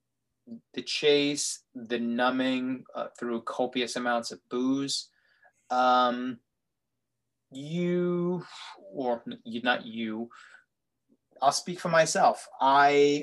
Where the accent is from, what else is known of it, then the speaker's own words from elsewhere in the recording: New York City, New York, United States; a kid growing up in Brooklyn